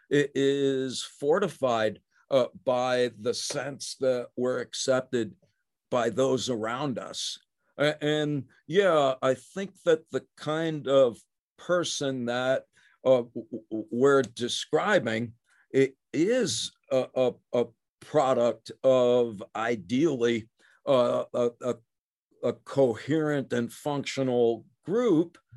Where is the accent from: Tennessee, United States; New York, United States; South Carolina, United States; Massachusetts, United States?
New York, United States; I'm a I'm a guy from New York in the 20th century who's a professor.